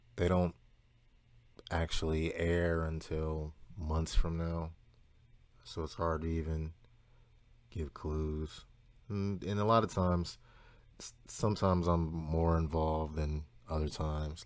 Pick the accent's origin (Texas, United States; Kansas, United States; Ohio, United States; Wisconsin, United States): Ohio, United States; Cleveland; I'm from Cleveland